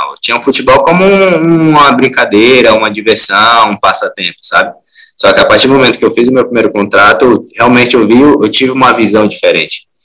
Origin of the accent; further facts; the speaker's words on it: Brasília, Federal District, Brazil; also born or lived in Teresina; now in Fortaleza, Brazil; Eu sou nascido em Teresina, mas antes de seis meses meus pais se mudaram para Brasília.